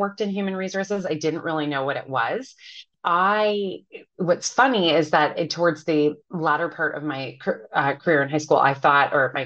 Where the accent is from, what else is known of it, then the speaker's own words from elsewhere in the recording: Ottawa, Ontario, Canada; moved away as an adult; also born or lived in Toronto, Canada; now in New York, United States; left my hometown of Ottawa to go to the University of Toronto